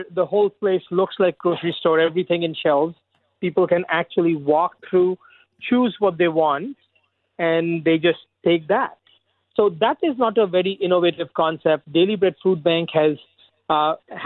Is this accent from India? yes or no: yes; India; moved away as an adult; now in Scarborough, Canada; I immigrated here 18 years ago from India.